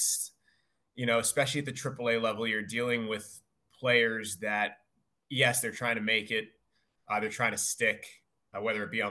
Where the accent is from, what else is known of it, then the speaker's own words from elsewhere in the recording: Worcester, Massachusetts, United States; also born or lived in Boston, Massachusetts; I'm from Worcester, Mass, and I grew up a diehard Red Sox fan